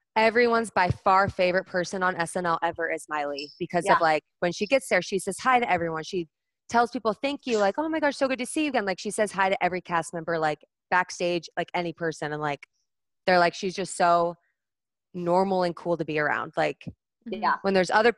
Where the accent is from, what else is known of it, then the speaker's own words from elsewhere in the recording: Nebraska, United States; I'm from Nebraska. So I grew up in a really small town.